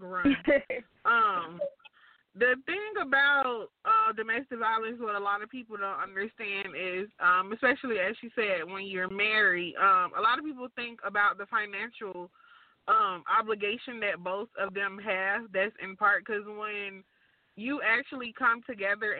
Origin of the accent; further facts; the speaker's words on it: Atlanta, Georgia, United States; I'm from Atlanta